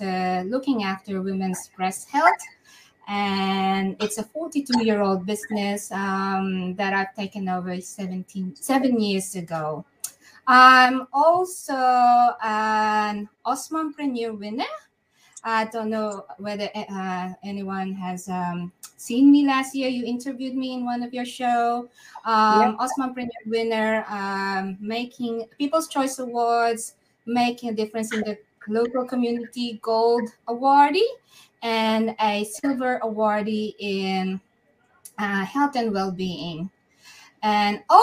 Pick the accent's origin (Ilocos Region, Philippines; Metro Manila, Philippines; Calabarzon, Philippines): Metro Manila, Philippines; Manila; moved away as an adult; now in Perth, Australia; I was brought up in Manila